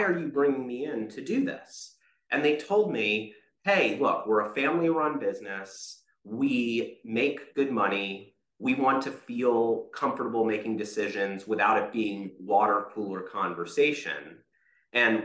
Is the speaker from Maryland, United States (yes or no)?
yes; Rockville, Maryland, United States; I grew up just outside of Washington, D.C. in Rockville, Maryland